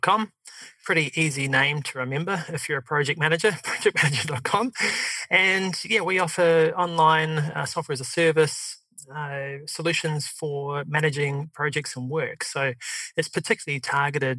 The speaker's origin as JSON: {"language": "English", "country": "New Zealand", "accent": "New Zealand", "said": "my New Zealand accent"}